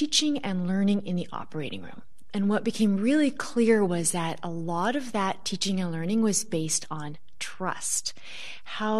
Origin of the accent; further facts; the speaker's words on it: Vancouver, British Columbia, Canada; moved away as an adult; also born or lived in Toronto area, Canada; I grew up in Vancouver, out on the West Coast.